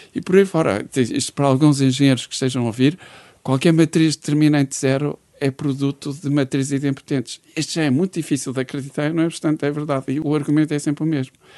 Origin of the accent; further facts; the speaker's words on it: Braga, Norte, Portugal; also born or lived in Porto / Viana do Castelo; Sou de Braga, mas vivia no Porto.